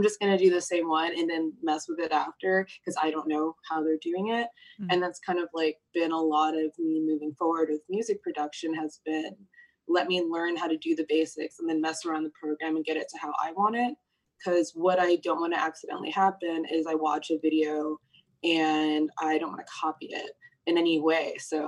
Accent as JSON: {"language": "English", "region": "Virginia", "country": "United States", "said": "So I'm from Virginia. I don't know a whole lot about Australia, so I don't know how much people know about like Virginia's like the American South, and like my family immigrated and we moved there."}